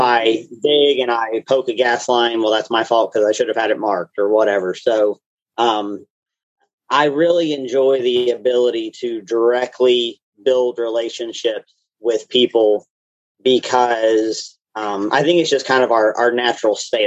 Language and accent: English; Knoxville, Tennessee, United States; I grew up here in the Knoxville area